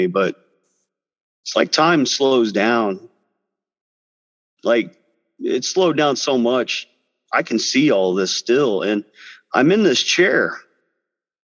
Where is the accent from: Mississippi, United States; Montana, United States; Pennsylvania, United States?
Mississippi, United States; Biloxi; I was born in Biloxi, Mississippi.